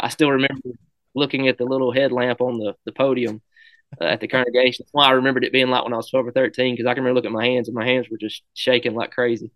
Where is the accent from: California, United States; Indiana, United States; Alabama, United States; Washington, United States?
Alabama, United States; Brilliant; over to Brilliant where my hometown was where I went to school at.